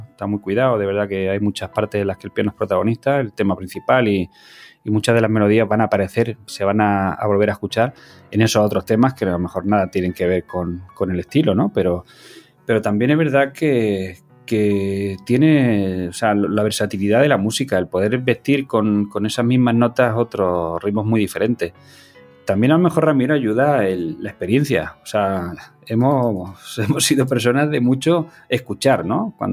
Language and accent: Spanish; Cúllar, Andalusia, Spain; yo soy andaluz, o sea, yo no lo puedo evitar, yo soy de Granada, yo soy de un pueblo que se llama Cullar, al norte de la provincia de Granada